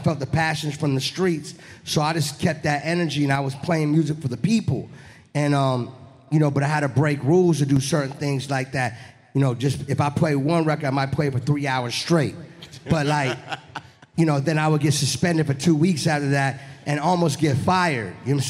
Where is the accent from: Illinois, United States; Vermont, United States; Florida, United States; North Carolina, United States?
Florida, United States; Miami; also born or lived in New Orleans; Yeah, I was born in New Orleans, but I was raised in Florida. I rep the 305 Miami. I've been in Miami for over 28 years.